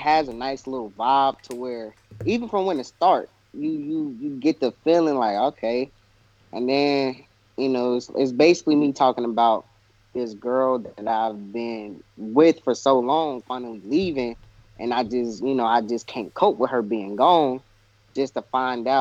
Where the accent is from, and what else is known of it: Kansas City, Missouri, United States